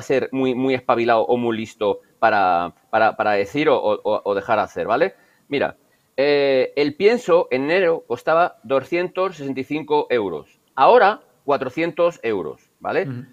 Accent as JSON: {"language": "Spanish", "town": "Burgos", "region": "Castile and León", "country": "Spain", "said": "soy de Burgos"}